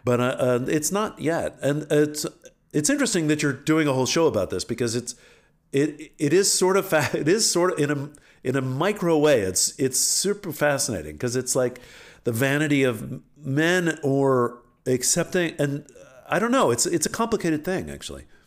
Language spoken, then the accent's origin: English; Alexandria, Virginia, United States; moved away; I grew up in Alexander, Virginia, where I came from